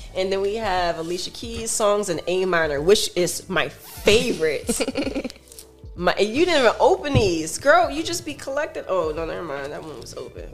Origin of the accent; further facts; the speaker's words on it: Miami Gardens, Florida, United States; I'm from Miami Gardens